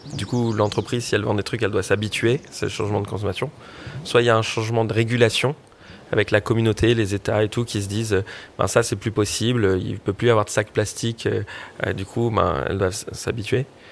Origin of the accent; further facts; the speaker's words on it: French Polynesia; now in Paris, France; en grandissant à Tahiti